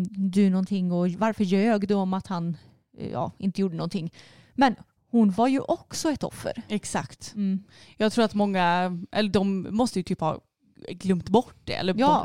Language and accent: Swedish; Sweden; jag är svensk